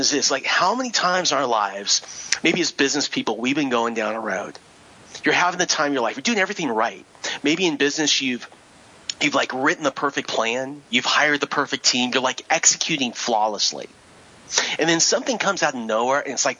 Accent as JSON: {"language": "English", "region": "Southern California", "country": "United States", "tie": "born or raised there", "said": "I grew up in Southern California"}